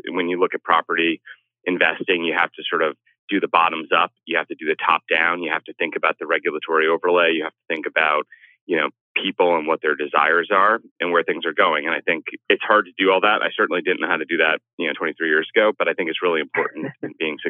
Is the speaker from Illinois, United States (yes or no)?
no; Sea Cliff, New York, United States; I grew up on Long Island in a little town called Seacliff, and my parents were kind of like small business owners.